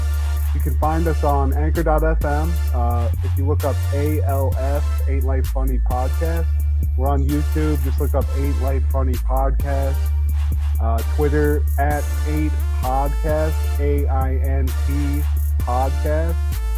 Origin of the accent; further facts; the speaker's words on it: Ohio, United States; but, I mean, I'm from Ohio and people are like, oh man, you have such an accent.